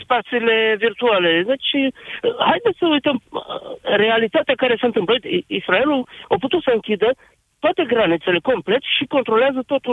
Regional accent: Romania; Noi suntem români

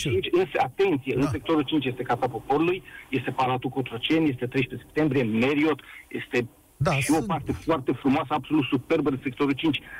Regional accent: Bucharest, Romania; Sunt bucureștean din sectorul 5.

